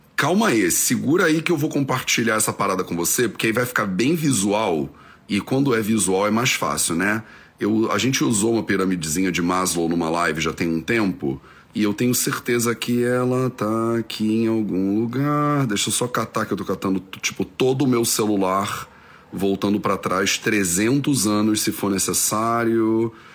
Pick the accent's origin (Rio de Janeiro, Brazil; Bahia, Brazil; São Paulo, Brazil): Rio de Janeiro, Brazil; moved away; Eu cresci no Rio de Janeiro